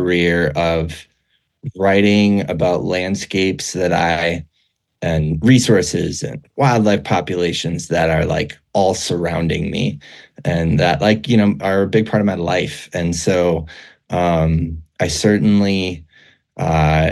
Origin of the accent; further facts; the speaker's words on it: Minneapolis, Minnesota, United States; moved away as an adult; also born or lived in Boulder, Colorado; now in Wyoming, United States; I really loved growing up in Minnesota, and I spent a lot of time in the Northwoods, and I grew up in the Twin Cities area